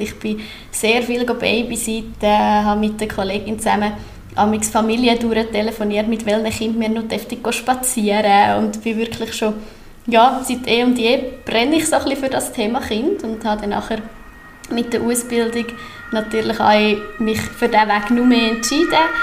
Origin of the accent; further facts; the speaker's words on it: Sachseln, Obwalden, Switzerland; now in Kerns, Switzerland; Ich bin hier in Sachsen aufgewachsen und wohne jetzt äh, in Kerz